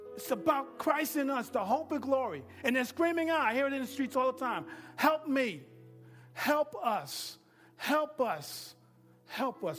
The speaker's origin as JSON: {"language": "English", "region": "New York", "country": "United States", "moved": "yes", "said": "I'm from New York"}